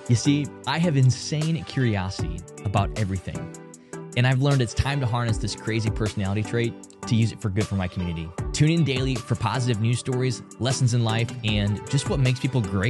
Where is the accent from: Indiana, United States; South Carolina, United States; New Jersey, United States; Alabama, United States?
Indiana, United States; Northern; father of two, husband of one, and I was born and raised right here in Northern Indiana.